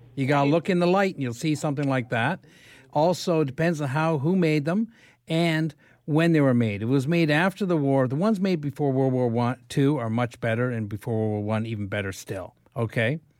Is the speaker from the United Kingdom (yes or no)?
no; London, Ontario, Canada; also born or lived in Lindsay, Ontario; I grew up in London